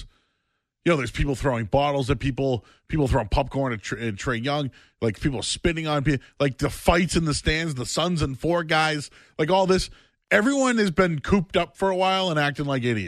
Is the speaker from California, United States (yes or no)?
no; Boston, Massachusetts, United States; moved away as an adult; now in North Shore, Massachusetts, United States; I grew up in Hyde Park